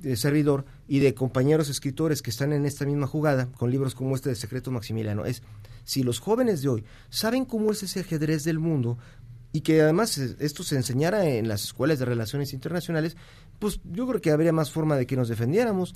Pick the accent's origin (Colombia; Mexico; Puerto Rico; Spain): Mexico; yo como muchos mexicanos